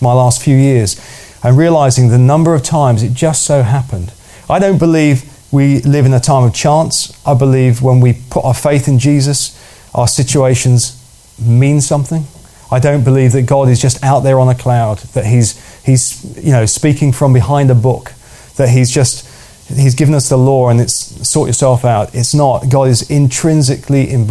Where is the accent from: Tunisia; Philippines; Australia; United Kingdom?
United Kingdom; as British